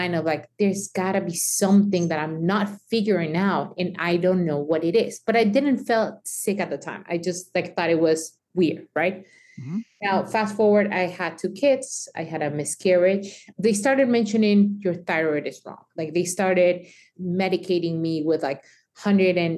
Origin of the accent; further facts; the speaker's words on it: Mexico; me growing up in Mexico